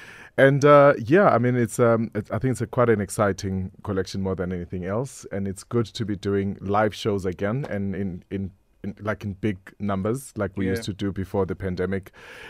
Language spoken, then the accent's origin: English; Vosloorus, Gauteng, South Africa; born there; But I was born in Vosloorus. What do you mean?